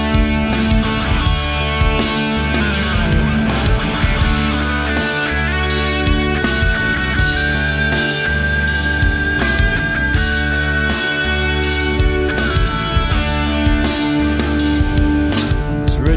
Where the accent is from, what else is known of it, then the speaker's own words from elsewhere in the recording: Michigan, United States; Born and raised in Michigan